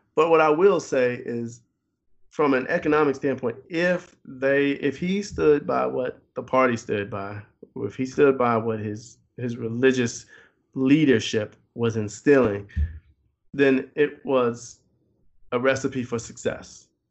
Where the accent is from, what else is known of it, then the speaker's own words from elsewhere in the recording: Chicago, Illinois, United States; not just as a Chicagoan